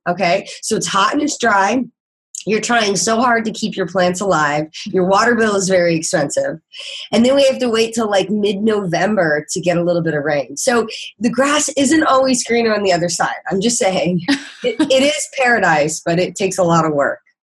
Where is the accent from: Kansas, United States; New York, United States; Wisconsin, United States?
Kansas, United States; moved away as an adult; now in San Diego, United States; I am actually originally from Kansas